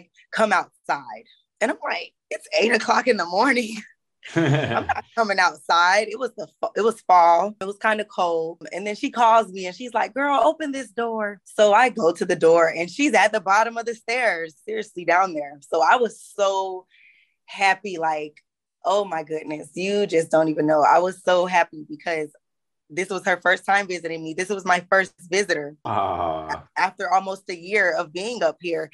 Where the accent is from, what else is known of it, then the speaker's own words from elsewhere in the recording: Florida, United States; moved away as an adult; now in Greensboro, United States; I was born and raised in Florida before I came to Greensboro, North Carolina, actually, in November of 2016